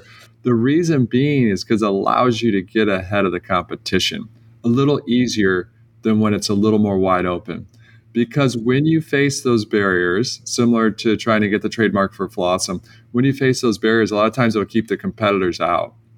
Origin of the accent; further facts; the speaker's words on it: Detroit, Michigan, United States; I come from Detroit